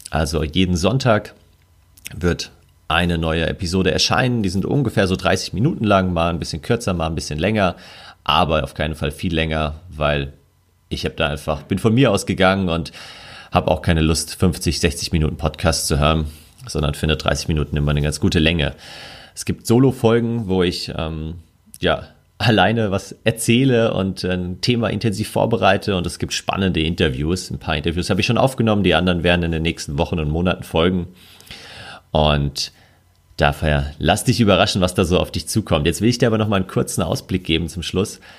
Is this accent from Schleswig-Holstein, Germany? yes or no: no; Bavaria, Germany; Ich komme aus der Nähe von München oder lebe in München und bin in der Nähe von München oft in den Bergen unterwegs.